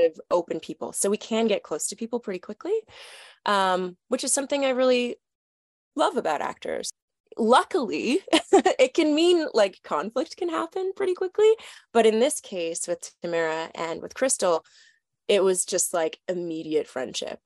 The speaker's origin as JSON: {"language": "English", "town": "Toronto", "region": "Ontario", "country": "Canada", "said": "I'm from Toronto, Canada"}